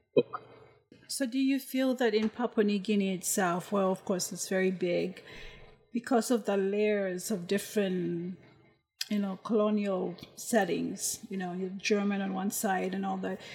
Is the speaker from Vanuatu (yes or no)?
yes; Vanuatu; I'm from Vanuatu